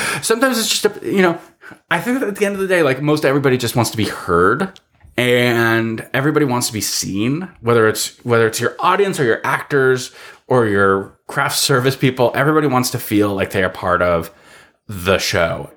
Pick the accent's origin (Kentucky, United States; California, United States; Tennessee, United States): California, United States; Los Angeles; also born or lived in Sherman Oaks; I'm a guy who grew up in the mean streets of Encino, in the San Fernando Valley